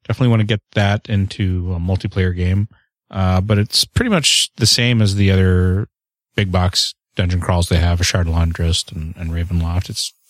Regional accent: Canada; I am the Canadian.

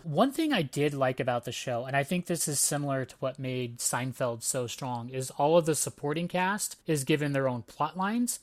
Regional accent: Antioch, California, United States; I grew up in Antioch, California

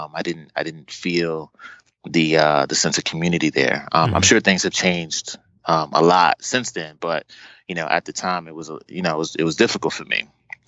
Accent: Brooklyn, New York, United States; also born or lived in East Orange, New Jersey / Boston, Massachusetts; I grew up, I was born in Brooklyn, New York, and my family bounced around and ended up in East Orange, New Jersey for a while

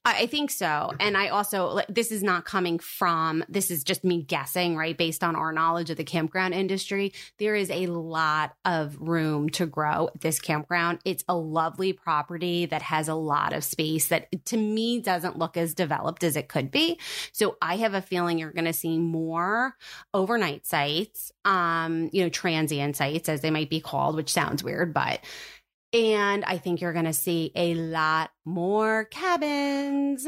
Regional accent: New Jersey, United States; born or raised there

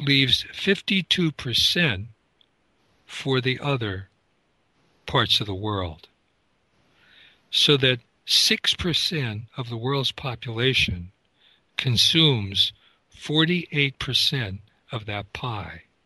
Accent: United States

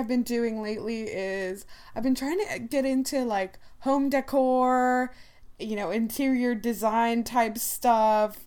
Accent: Ohio, United States; growing up in Ohio, I don't speak with an accent

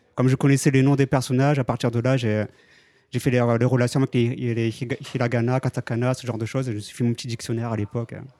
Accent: France; moved away as an adult; now in Japan; je suis français, donc, et je vis au Japon depuis 12 ans maintenant.

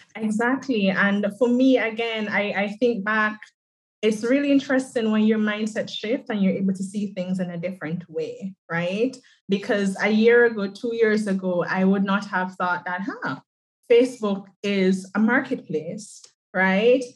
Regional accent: Jamaica; I am from the island of Jamaica. I'm an island girl

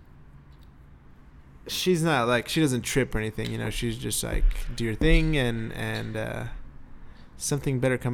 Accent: Fort Worth, Texas, United States; moved away as an adult; now in Bay Area, United States; I'm originally from Fort Worth, Texas, North Texas

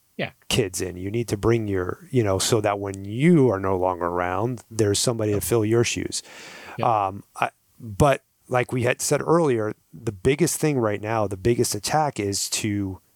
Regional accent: New York, United States; now in Arizona, United States; I'm from New York, right? Like I grew up in combat, what they call combat hunting.

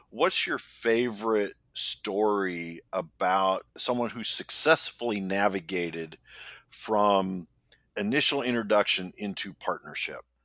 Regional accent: Indianapolis, Indiana, United States; I'm from Indianapolis, and one of the largest employers in our city is Eli Lilly

